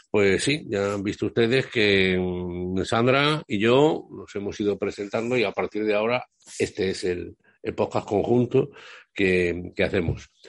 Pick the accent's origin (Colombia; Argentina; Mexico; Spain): Spain; Aljarafe, near Seville, Andalusia; also born or lived in Madrid; yo soy madrileño, allí vive mi madre ah, todavía y mi madre, y por lo tanto yo voy, aunque mis padres son andaluces y, toda mi vida la he vivido aquí